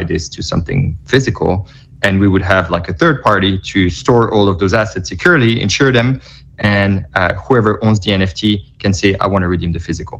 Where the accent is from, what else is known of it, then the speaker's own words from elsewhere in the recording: Belgium; now in New York, United States; I live in New York, but I was in Belgium. I'm from Belgium. I was in Belgium during that time visiting family